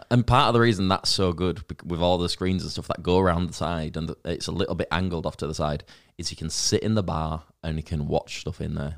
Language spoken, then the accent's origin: English; Leeds, Yorkshire and the Humber, United Kingdom